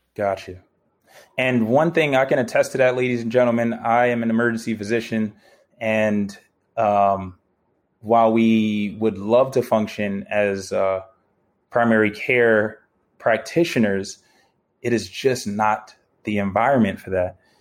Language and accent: English; New York City, New York, United States; moved away; I'm still a New Yorker. I love my city, man. That's my home.